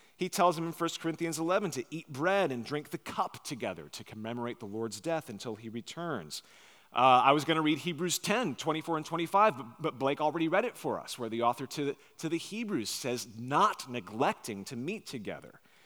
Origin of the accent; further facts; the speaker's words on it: Long Island, New York, United States; now in Nashville, United States; my wife and I grew up on Long Island, New York